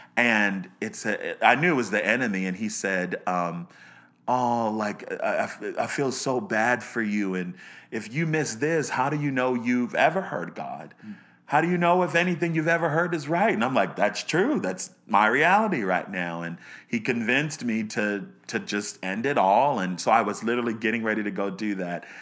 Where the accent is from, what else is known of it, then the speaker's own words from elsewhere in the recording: Baltimore, Maryland, United States; I was born in Baltimore, Maryland. Um, I grew up in the suburbs of Baltimore